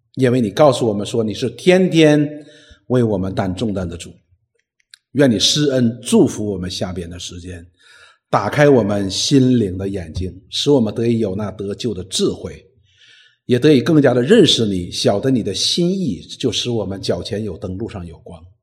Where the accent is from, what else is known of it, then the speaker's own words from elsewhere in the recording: China; 我们中国人